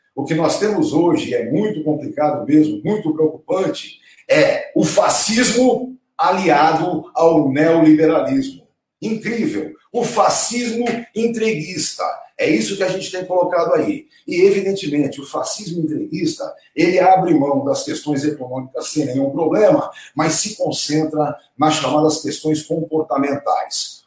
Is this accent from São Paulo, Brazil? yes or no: yes; Santos, São Paulo, Brazil; lá na minha terrinha em Santos